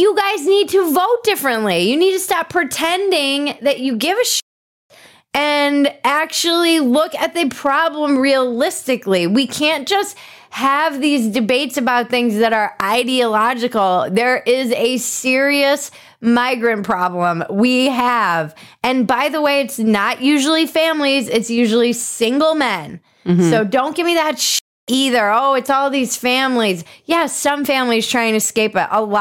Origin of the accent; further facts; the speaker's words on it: California, United States; moved away as an adult; now in Texas, United States; I am a Californian in Texas